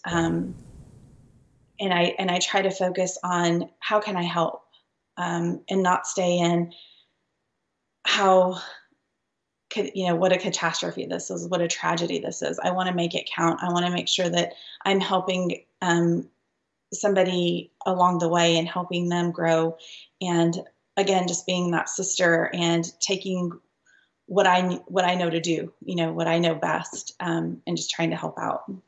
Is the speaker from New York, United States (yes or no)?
no; Lubbock, Texas, United States; we grew up in Lubbock, Texas.